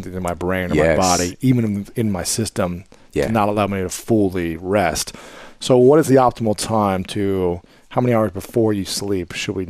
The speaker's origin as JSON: {"language": "English", "region": "Ohio", "country": "United States", "tie": "born or raised there", "said": "growing up in Ohio"}